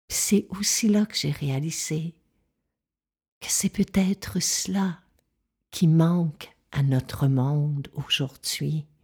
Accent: Quebec, Canada; je suis touchée par les feux qui ravagent le nord du Québec parce que c'est ma région natale.

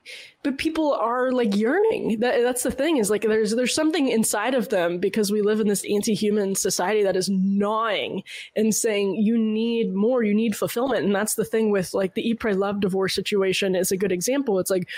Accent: Massachusetts, United States; No. Well, no, it was basically growing up in Massachusetts. I'm sure there was this like reverence for the holiday that should be nationwide, but I don't think is anymore.

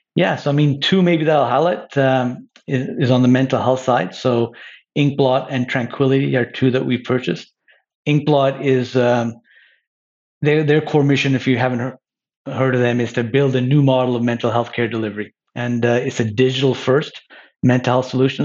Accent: Montreal, Quebec, Canada; moved away as an adult; now in Toronto, Canada; I grew up in Montreal. I've lived in Toronto since graduating from university

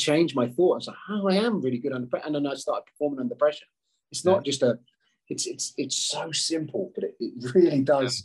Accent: United Kingdom; being British

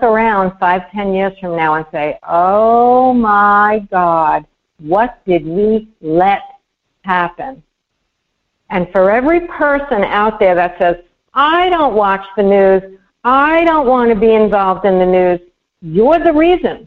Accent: New York, United States; moved away; I am humiliated as a New Yorker.

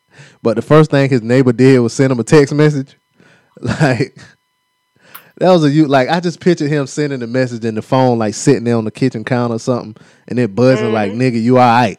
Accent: Rockford, Illinois, United States; He presented me a video of him flying to my hometown of Rockford, Illinois.

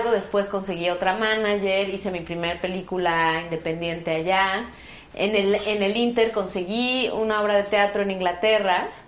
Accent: Mexico; pues yo como buena mexicana me colé en esa audición y fui a Nueva York sola a audicionar

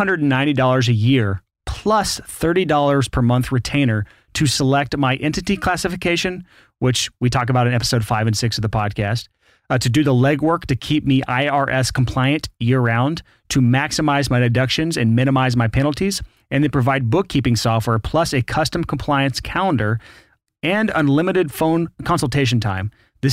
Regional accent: Alabama, United States; I'm from Alabama.

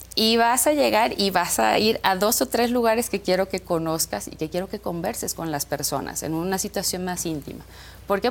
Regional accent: Tizimín, Yucatán, Mexico; now in Mérida, Mexico; crecí en Tizimín, ahora y media de Mérida

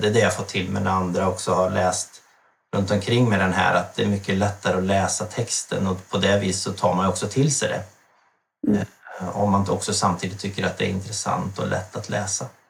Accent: Värmland, Sweden; also born or lived in Stockholm / Sundsvall; now in Alnö, Sweden; jag är född och uppvuxen i Värmland

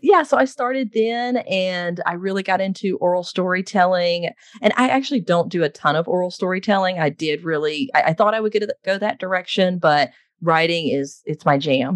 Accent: Texas, United States; I was born and raised in Texas

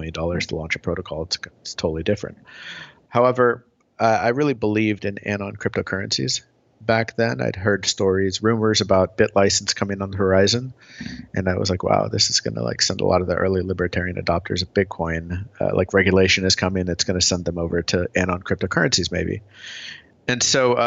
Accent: Tulsa, Oklahoma, United States; moved away as an adult; now in California, United States; I grew up in Oklahoma, Tulsa, Oklahoma, of all places

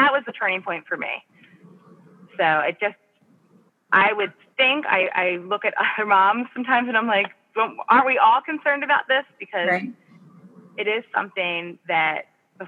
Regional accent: Pennsylvania, United States; moved away as an adult; now in Virginia, United States; I grew up in Pennsylvania in a pretty middle class, standard, two parent, two children family

